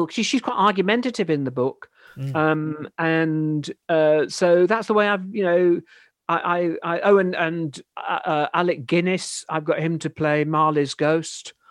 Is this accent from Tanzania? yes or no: no; Yorkshire and the Humber, United Kingdom; accent: Yorkshire; in my natural accent, which is technically Yorkshire, and I probably don't sound it